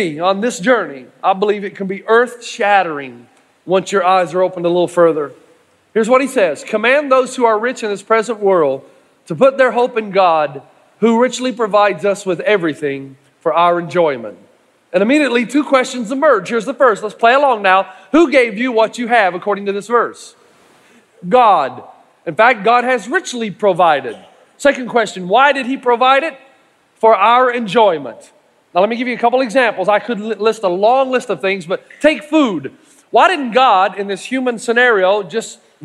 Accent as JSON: {"language": "English", "region": "East Tennessee", "country": "United States", "said": "I'm from East Tennessee"}